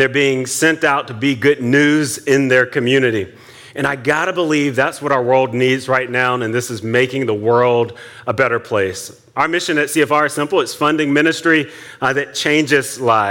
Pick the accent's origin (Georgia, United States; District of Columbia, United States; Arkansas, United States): Georgia, United States; Atlanta; moved away as an adult; now in Silver Spring, United States; I'm from Atlanta, but we moved here 2 years ago